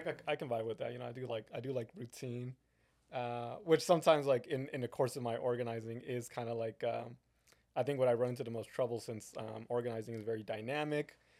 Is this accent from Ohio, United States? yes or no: no; San Bernardino, California, United States; moved away; I was born in San Bernardino and then I moved away and now I'm back